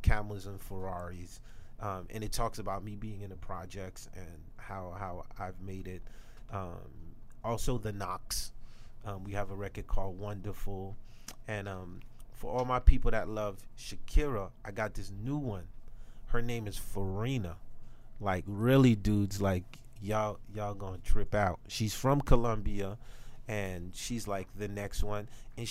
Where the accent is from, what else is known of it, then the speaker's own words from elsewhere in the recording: Haiti; I'm from Haiti